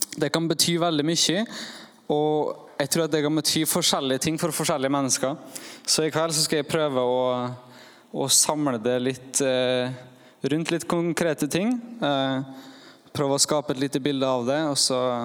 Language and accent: Norwegian; Norway; jeg kommer fra Eidsvågen